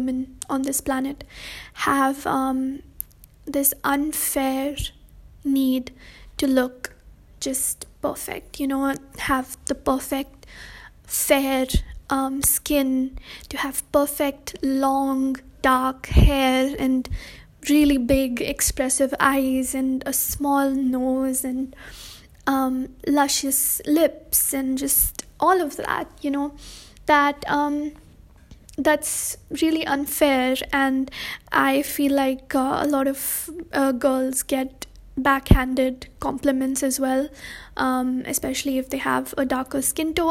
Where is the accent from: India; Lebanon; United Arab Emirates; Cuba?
India; I'm brown, I'm Indian, and I am a girl